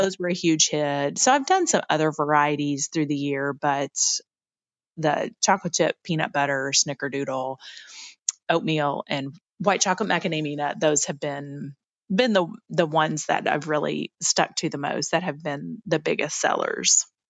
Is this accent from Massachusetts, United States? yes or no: no; Lexington, Kentucky, United States; I grew up in Lexington, Kentucky. That's where I'm from